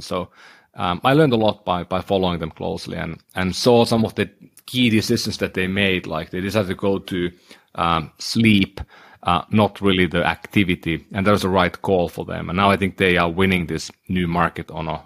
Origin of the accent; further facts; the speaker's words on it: Oulu, North Ostrobothnia, Finland; moved away; my hometown in Oulu in Finland